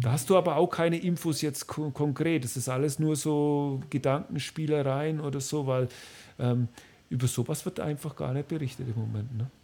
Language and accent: German; Bavaria, Germany; ich als Bayer